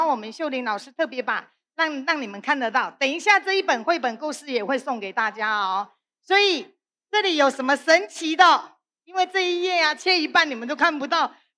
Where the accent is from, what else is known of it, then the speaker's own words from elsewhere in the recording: Penghu County, Taiwan; 你看我们澎湖人呢都晒得非常的。很有朝气的咖啡色的，那这个还不够黑啦。几乎我们澎湖人哈的小朋友几乎都是小欧浪